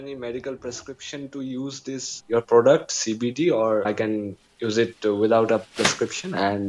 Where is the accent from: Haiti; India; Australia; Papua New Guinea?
India; I'm from India.